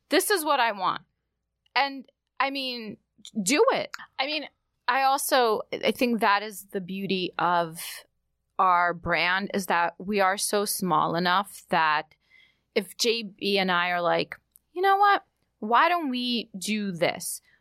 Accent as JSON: {"language": "English", "town": "New York City", "region": "New York", "country": "United States", "tie": "born or raised there", "also_born_or_lived": "Odessa, Ukraine", "said": "as a kid growing up in New York"}